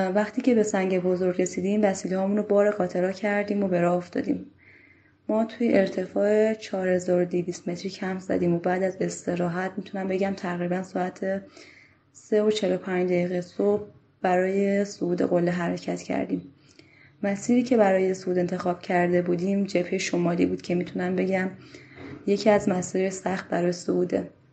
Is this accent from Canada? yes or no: no; Afghanistan; now in Iran; ما افغانستانی هستیم